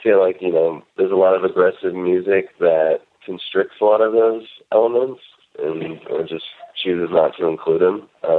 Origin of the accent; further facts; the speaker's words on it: Gainesville, Florida, United States; born there; also born or lived in Northern California; I did not always live in Northern California. I was born in Florida, in Gainesville.